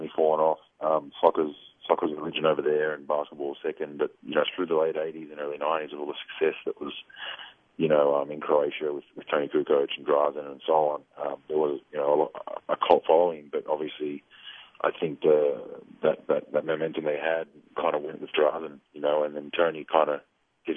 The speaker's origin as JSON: {"language": "English", "country": "Australia", "tie": "born or raised there", "said": "I was born in Australia"}